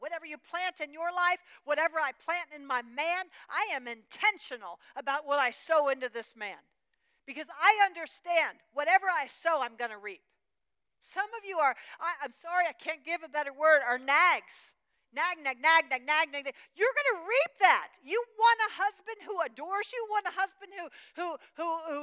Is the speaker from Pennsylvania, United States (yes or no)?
yes; Pennsylvania, United States; I was raised in, born and raised in Pennsylvania, in Amish country